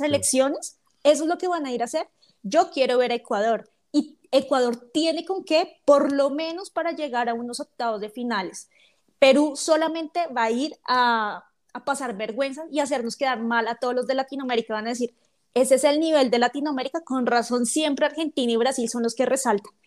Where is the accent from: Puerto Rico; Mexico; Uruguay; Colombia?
Colombia; Bogotá; accent: rolo; yo no soy paisa, yo soy rola entonces lo quieren con mi ah. acento